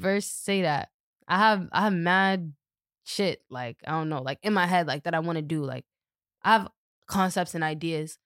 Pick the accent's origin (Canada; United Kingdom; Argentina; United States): United States; Boston, Massachusetts; I grew up in Dorchester